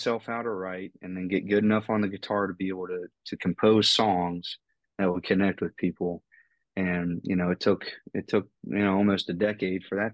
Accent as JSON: {"language": "English", "region": "North Central West Virginia", "country": "United States", "said": "sounding like I'm from North Central West Virginia, you know, with both sides of my family in the mountains"}